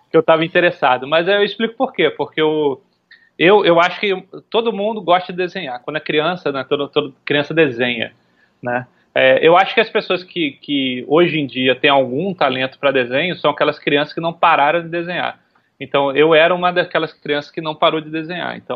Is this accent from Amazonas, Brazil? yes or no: no; Recife, Pernambuco, Brazil; also born or lived in São Paulo / Rio de Janeiro; eu nasci em São Paulo, fiquei um tempo em São Paulo, depois eu, eu vim para o Rio ainda muito pequeno, depois a gente foi para Recife. Eu considero Recife a, a, a, o meu lar, assim, né? Onde eu cresci